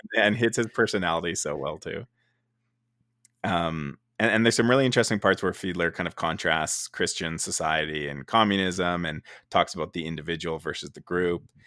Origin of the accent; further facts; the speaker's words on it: Canada; I am from Canada, and in Canada we pronounce it uh, field, f- fielder instead of fiedler